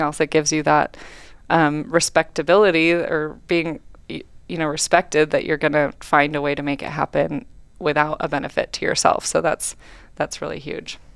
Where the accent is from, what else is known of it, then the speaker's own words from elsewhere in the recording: Welches, Oregon, United States; I grew up in Welches, Oregon, a really small town on Mount Hood